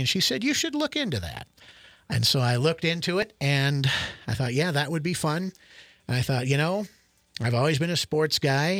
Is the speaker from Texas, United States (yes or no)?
no; Spalding, Nebraska, United States; moved away as an adult; also born or lived in Ord, Nebraska; now in Alliance, United States; my hometown of Spalding